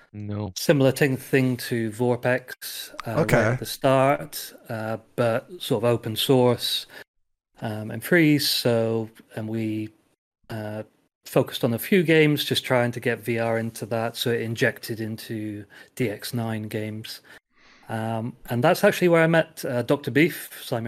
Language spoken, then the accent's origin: English; England, United Kingdom; moved away as an adult; now in Slovakia; So I am English or British, but 10-11 years ago I moved to Slovakia